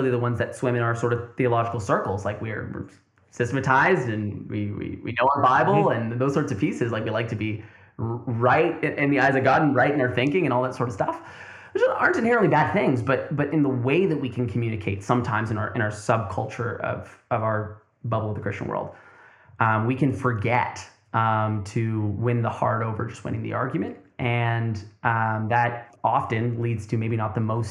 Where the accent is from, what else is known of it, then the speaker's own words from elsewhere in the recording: Tri-Cities, British Columbia, Canada; also born or lived in Burnaby; I was born in Burnaby. I was raised in the Tri-Cities.